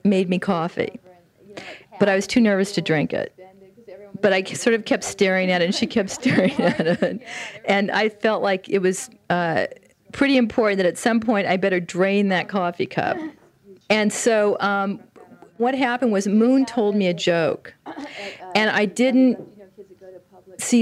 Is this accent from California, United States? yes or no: yes; the Valley, California, United States; accent: Valley; I was from the Valley